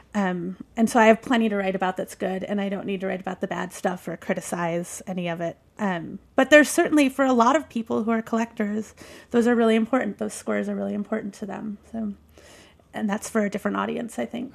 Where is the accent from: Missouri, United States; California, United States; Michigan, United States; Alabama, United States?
Michigan, United States; I grew up in Michigan